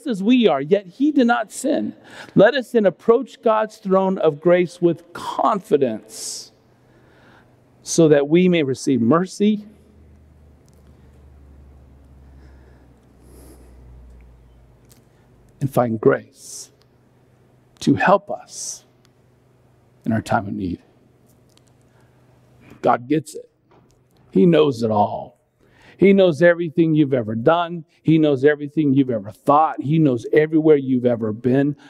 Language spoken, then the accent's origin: English; California, United States; I grew up in California